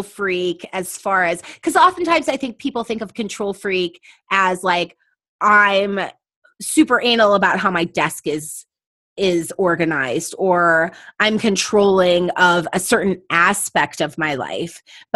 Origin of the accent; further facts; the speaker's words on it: La Center, Washington, United States; moved away; growing up in La Center